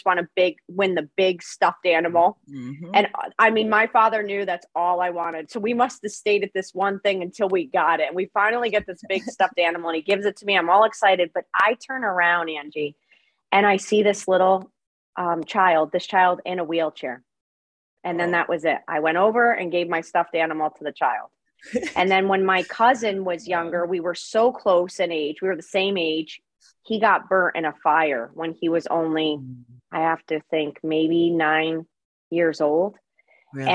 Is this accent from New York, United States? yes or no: no; Connecticut, United States; I am from Connecticut, from a small town on the coastline of Connecticut